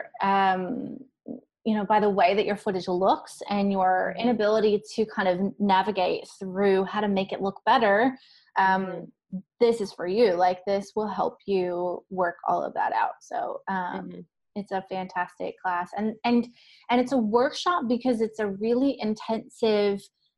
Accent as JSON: {"language": "English", "region": "South Georgia", "country": "United States", "tie": "born or raised there", "said": "I grew up in South Georgia, and Panama City is somewhere that I went often as a child"}